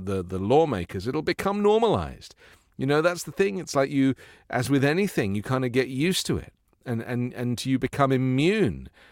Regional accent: England, United Kingdom; I come from England

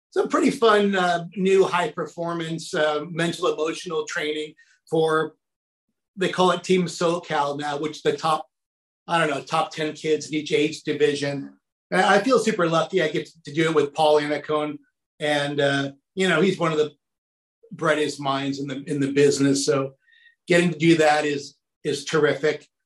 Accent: Saudi Arabia; I grew up, it was really kind of funky, but I grew up in Saudi Arabia and my dad worked for an company called Aramco back there.

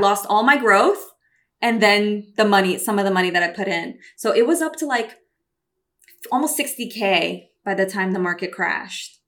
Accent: Brazil; also born or lived in New York City, United States; now in California, United States; I'm Brazilian

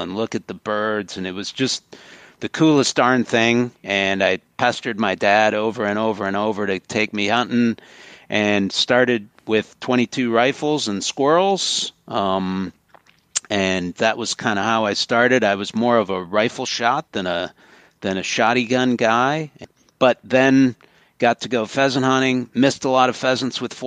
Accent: St. Paul, Minnesota, United States; now in Michigan, United States; I grew up right in St. Paul

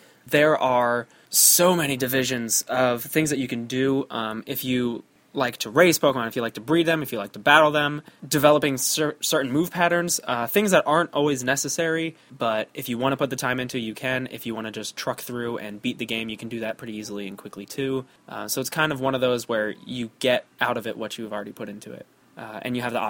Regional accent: New Jersey, United States; from Jersey.

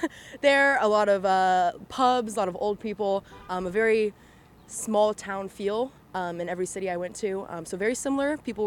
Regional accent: Texas, United States; I grew up in Texas

